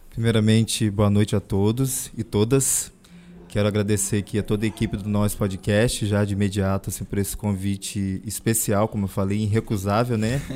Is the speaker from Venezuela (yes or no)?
no; Santa Luzia, Brazil; Jamais eu vou negar a minha origem, né? Que foi Sim. ali onde eu criei, eu me criei